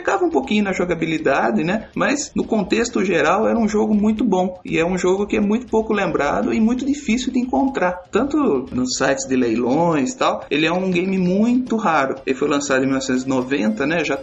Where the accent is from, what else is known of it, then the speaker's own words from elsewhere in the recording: Cordeirópolis, São Paulo, Brazil; eu tenho 30 anos, sou de Corderópolis, interior de São Paulo.